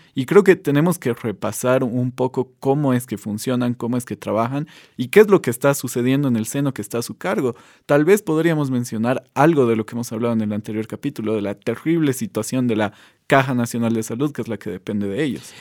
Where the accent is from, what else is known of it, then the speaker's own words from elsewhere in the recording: Bolivia; como bolivianos